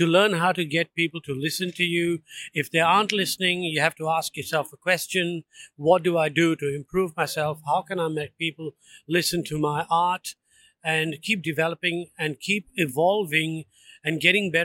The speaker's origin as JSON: {"language": "English", "region": "Andaman and Nicobar Islands", "country": "India", "moved": "yes", "lives_now": "Melbourne, Australia", "said": "I'm from the Andaman and Nicobar Islands, which is in the Andaman Sea, is in South Asia."}